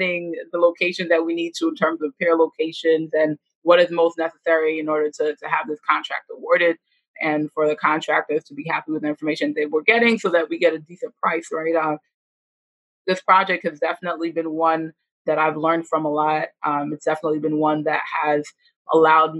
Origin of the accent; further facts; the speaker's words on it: New York City, New York, United States; I am from the Bronx. I'm from the Northeast Bronx.